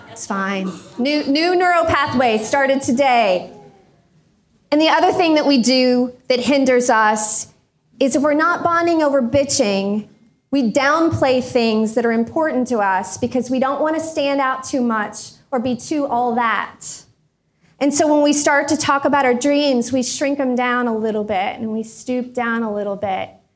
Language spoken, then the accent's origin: English; Indiana, United States; also born or lived in Florida; I was moving from Florida to Indiana, back to Indiana. I'd been living down there